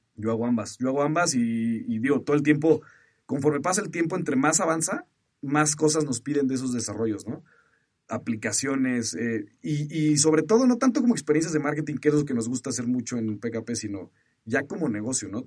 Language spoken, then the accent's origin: Spanish; Mexico; soy mexicano